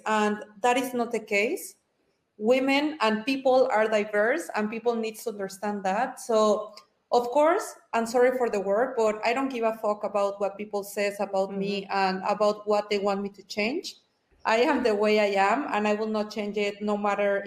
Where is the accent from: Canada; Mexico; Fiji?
Mexico; I am from Mexico, Latina, typical Latina